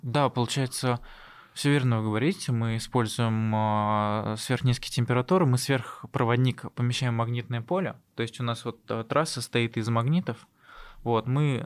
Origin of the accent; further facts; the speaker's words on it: Tatarstan, Russia; moved away as an adult; also born or lived in Zelenodolsk / Sirius; now in Moscow, Russia; я из Татарстана